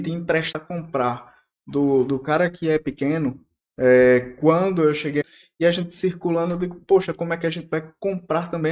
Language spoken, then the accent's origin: Portuguese; Recife, Pernambuco, Brazil; also born or lived in Petrolina, Pernambuco; now in Porto Velho, Brazil; eu sou recifense, cresci no litoral, mas morei oito anos em Petrolina, sertão do Pernambuco